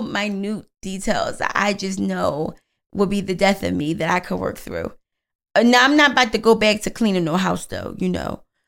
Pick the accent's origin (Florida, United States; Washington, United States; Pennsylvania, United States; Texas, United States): Pennsylvania, United States; Philadelphia; I'm from Philly